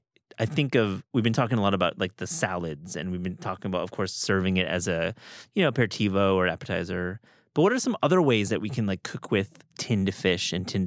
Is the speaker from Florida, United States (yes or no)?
no; New York, United States; I grew up in New York, at least my young days. There was a deli near my apartment on Avenue